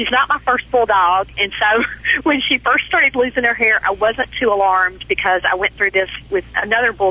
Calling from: Hernando, Mississippi, United States

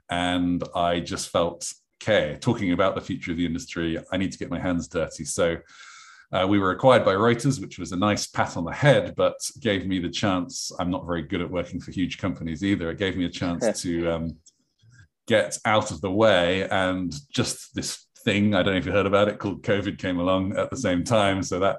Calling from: London, United Kingdom; I am from sunny London in England.

